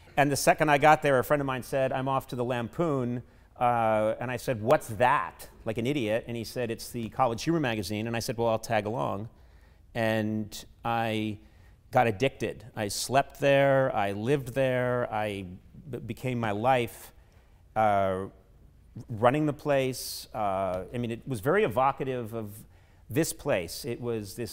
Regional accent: Brookline, Massachusetts, United States; I grew up in Brookline, Massachusetts, right outside Boston

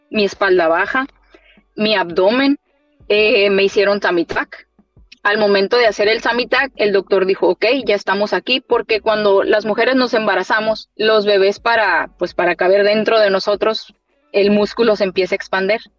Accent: Mexico; Y yo sufrí mucho de dolores de espalda después de, después del parto y como toda mexicana, ah, es la raquia, ah, es la epidural.

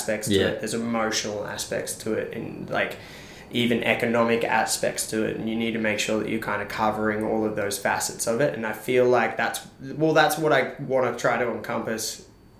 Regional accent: Mudjimba, Queensland, Australia; also born or lived in Sydney, New South Wales / Camden, New South Wales; I like lived in Majimba. I'd like to say that I grew up in Majimba.

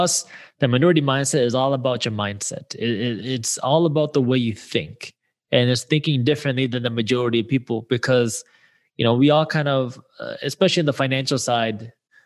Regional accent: Michigan, United States; I grew up in the Michigan area.

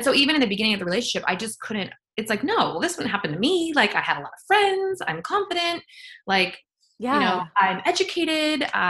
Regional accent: near Joshua Tree, California, United States; I grew up near Joshua Tree

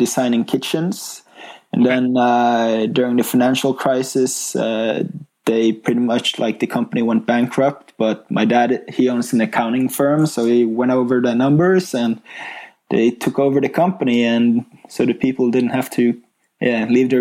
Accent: Bergen, Vestland, Norway; I grew up in Bergen, Norway

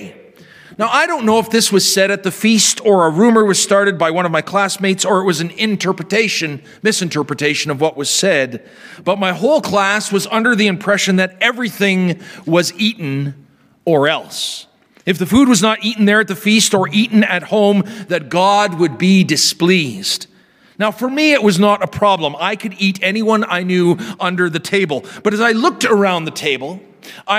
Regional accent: near the Sakimay Indian Reserve, Saskatchewan, Canada; we were invited out to the Sacamay Indian Reserve near my hometown

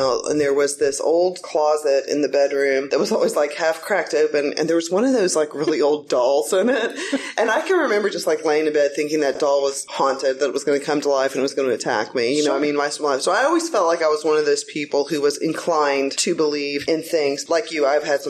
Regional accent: Knoxville, Tennessee, United States; Christian grew up in Nashville, Tennessee, and I grew up in Knoxville, Tennessee.

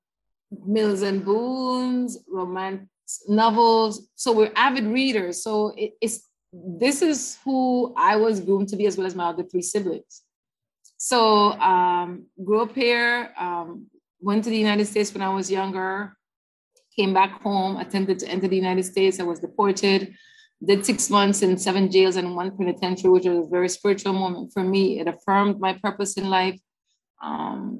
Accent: Belize City, Belize District, Belize; I was raised in Belize City, South Side, and then we moved North Side

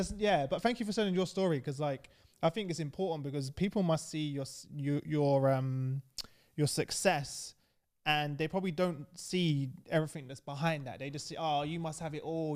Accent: London, United Kingdom; I grew up in East London

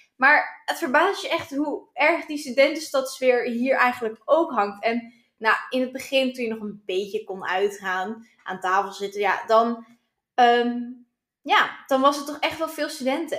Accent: Duiven, Gelderland, Netherlands; moved away; ik kom uit Duiven

